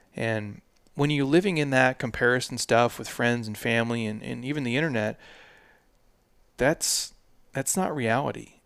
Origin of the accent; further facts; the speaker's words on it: Midwest, United States; now in Arizona, United States; I drove trucks as a kid, obviously, in the Midwest, uh, all through the winters